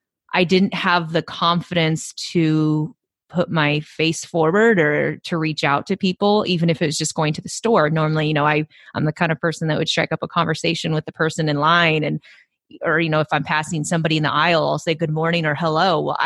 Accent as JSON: {"language": "English", "region": "California", "country": "United States", "lives_now": "Chicago, United States", "said": "You know, I'm a transplant from California. So most of my family and friends are, you know, all in California."}